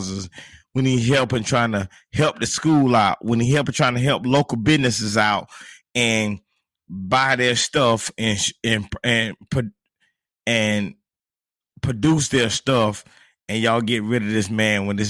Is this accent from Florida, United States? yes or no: yes; Monticello, Florida, United States; I got a homeboy that I grew up with in Monticello, Florida